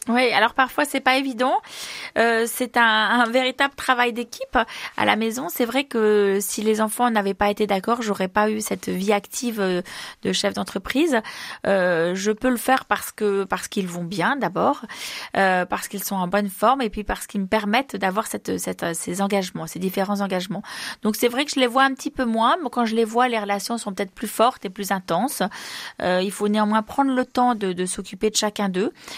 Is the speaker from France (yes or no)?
yes; Isère, Auvergne-Rhône-Alpes, France; je suis Iséroise, je suis née en Isère